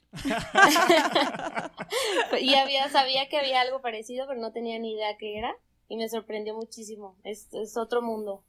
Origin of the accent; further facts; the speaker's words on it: Zamora, Michoacán, Mexico; moved away as an adult; now in Mexico City, Mexico; yo soy de Zamora, Michoacán